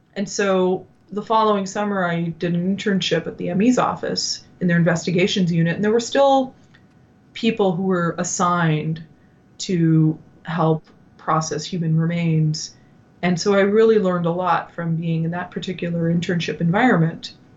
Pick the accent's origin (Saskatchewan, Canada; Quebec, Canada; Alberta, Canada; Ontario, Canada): Ontario, Canada; Ottawa; moved away as an adult; also born or lived in New York; I had returned back to my hometown in Ottawa